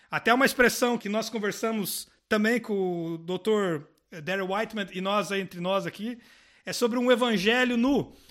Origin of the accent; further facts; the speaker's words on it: Brazil; now in Portugal; talvez como brasileiros...